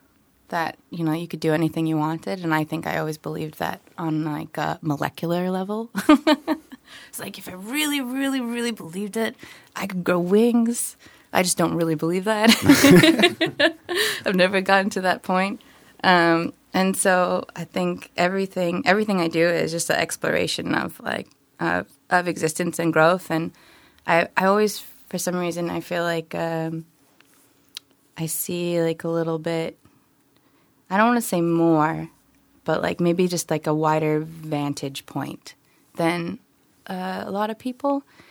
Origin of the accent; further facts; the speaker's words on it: Philippines; born there; I'm, from a family of immigrants. I was born in the Philippines.